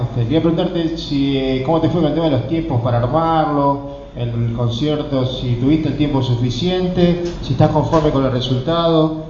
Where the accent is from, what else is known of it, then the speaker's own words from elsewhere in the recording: Monteros, Tucumán, Argentina; soy de Montero, provincia de Tucumán